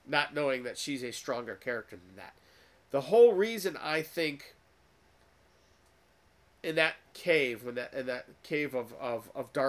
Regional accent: United States; I was born in America

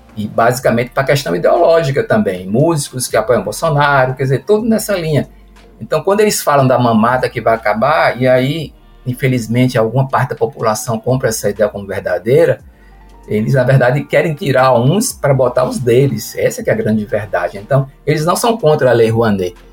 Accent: Juazeiro, Bahia, Brazil; also born or lived in Recife; now in Petrolina, Brazil; A gente voltou para a região, sou de Juazeiro, morei um tempo em Recife e voltei para Petrolina

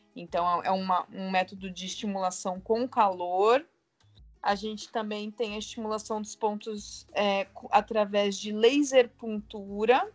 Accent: Santos, São Paulo, Brazil; Eu sou de Santos

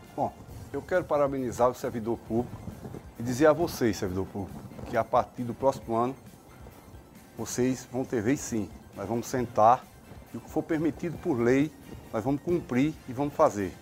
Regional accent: Fazenda Nova, Pernambuco, Brazil; Fazenda Nova, a terra que a gente foi criado lá em Fazenda Nova

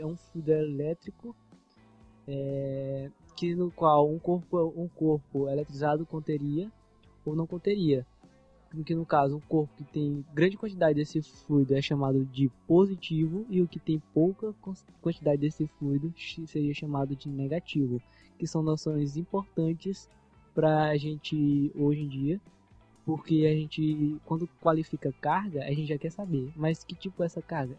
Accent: Maranhão, Brazil; accent: Maranhense; No nosso dialeto maranhense

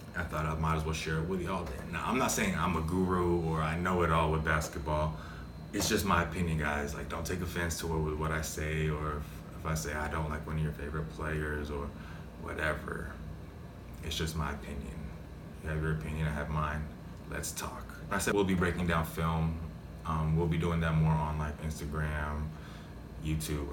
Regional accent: Dallas Fort Worth area, Texas, United States; moved away as an adult; now in Philippines; I grew up in the in the Dallas Fort Worth area

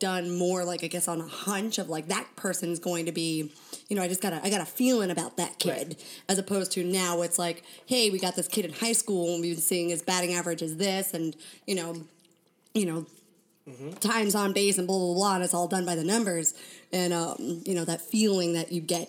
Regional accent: Ashland, Oregon, United States; also born or lived in Concord, California / Walnut Creek, California; I grew up in Ashland, Oregon

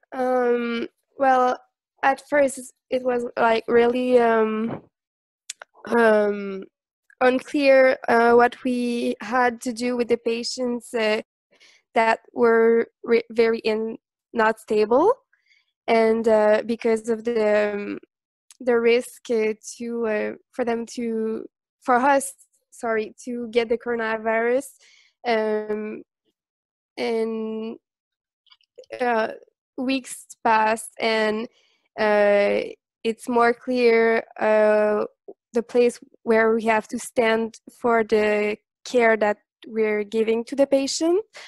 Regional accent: Montreal, Quebec, Canada; I'm from Montreal.

